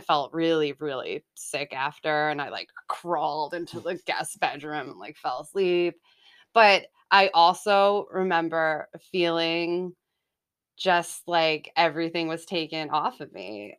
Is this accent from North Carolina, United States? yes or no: no; Haverhill, Massachusetts, United States; also born or lived in Salem, Massachusetts; so I was born in Salem, Massachusetts, and, um, grew up in Haverhill, Mass